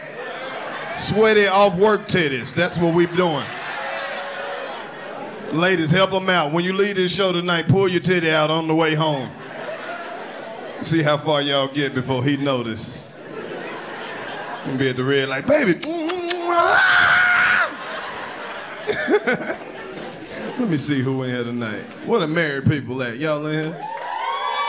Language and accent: English; Mississippi, United States; I'm from Mississippi.